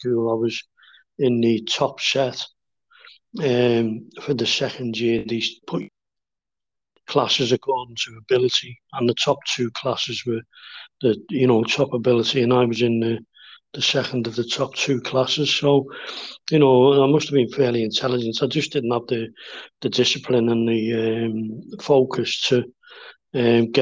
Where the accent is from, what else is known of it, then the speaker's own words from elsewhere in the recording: Kirkby, North West England, United Kingdom; I grew up in Kirby, West Vale